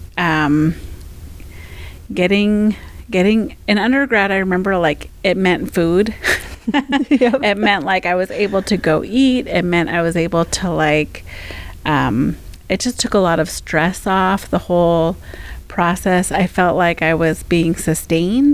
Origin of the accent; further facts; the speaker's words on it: Fairbanks, Alaska, United States; also born or lived in Seattle, United States / Anchorage, United States; I grew up here in Fairbanks, my family is from Minto